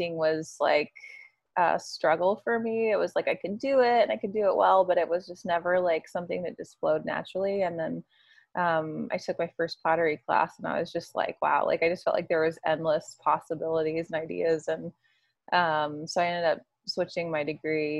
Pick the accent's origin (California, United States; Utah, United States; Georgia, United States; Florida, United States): Georgia, United States; Jonesboro; moved away as an adult; also born or lived in Greenville, South Carolina; now in Maine, United States; We're both from Atlanta, Georgia. So a little south of Atlanta in Jonesboro